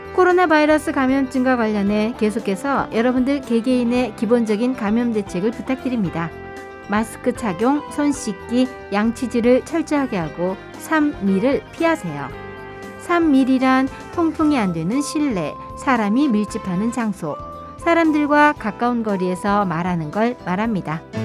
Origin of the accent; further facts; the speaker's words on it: Incheon, South Korea; moved away as an adult; now in Fukuoka, Japan; 인천 출신이고요.